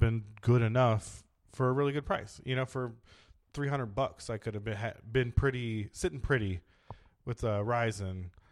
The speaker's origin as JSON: {"language": "English", "town": "San Diego", "region": "California", "country": "United States", "tie": "born or raised there", "said": "I'm from San Diego, but yeah, Southern California."}